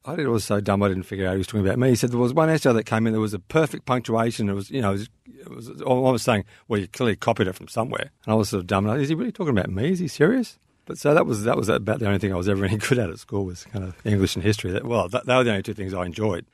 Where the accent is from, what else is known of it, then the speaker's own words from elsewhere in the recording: Melbourne, Victoria, Australia; I grew up watching performance on the Sandbelt